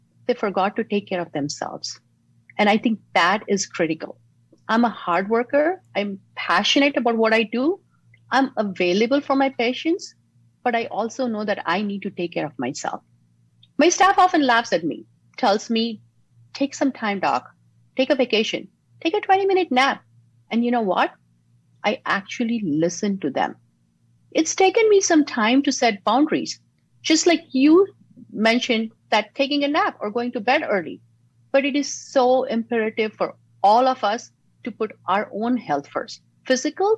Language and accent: English; Mumbai, Maharashtra, India; now in San Diego, United States; Growing up in Mumbai, my family was full of public servants, teachers, police officers, and even supporters of the freedom fighters along with Gandhi